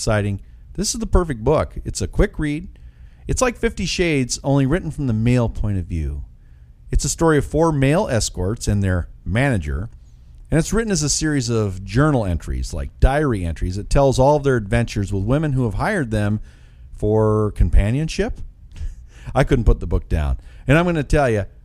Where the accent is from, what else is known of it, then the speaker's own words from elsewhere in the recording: Wyoming, United States; my home state of Wyoming